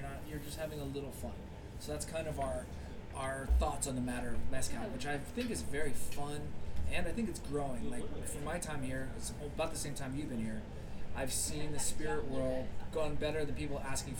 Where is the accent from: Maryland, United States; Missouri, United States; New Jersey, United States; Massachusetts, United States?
New Jersey, United States; I'm from New Jersey.